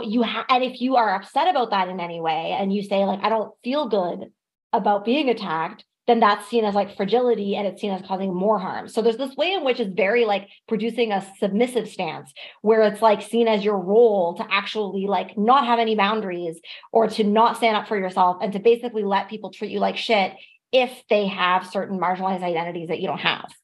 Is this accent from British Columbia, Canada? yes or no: no; Ontario, Canada; I'm from Ontario and like I most of my experience with this culture happened in Toronto